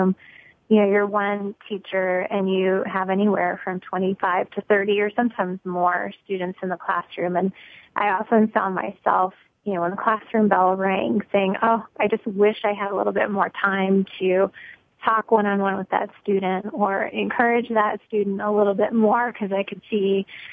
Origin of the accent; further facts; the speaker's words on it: Lincoln, Nebraska, United States; now in Omaha, United States; I'm from Lincoln, Nebraska, originally born and raised, and then I just moved to Omaha in about 2006